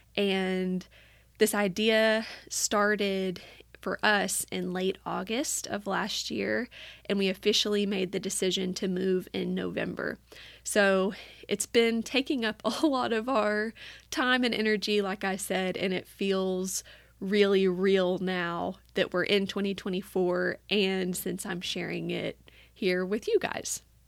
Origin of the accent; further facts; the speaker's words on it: Batesville, Arkansas, United States; moved away as an adult; also born or lived in New Orleans, Louisiana; now in Chapel Hill, United States; Drew and I both loved growing up in Batesville. We're both from there